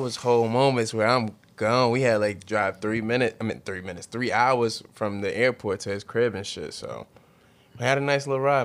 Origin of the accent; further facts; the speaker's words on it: United States; we live here. We're from America.